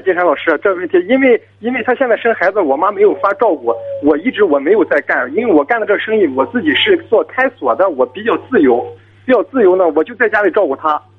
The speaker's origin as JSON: {"language": "Chinese", "town": "Jinan", "region": "Shandong", "country": "China", "said": "我是济南的，"}